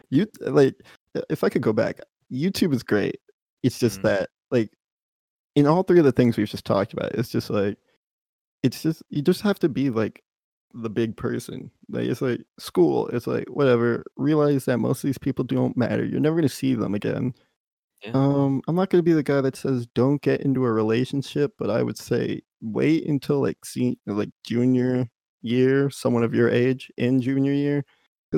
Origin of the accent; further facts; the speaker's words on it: Texas, United States; I'm from Texas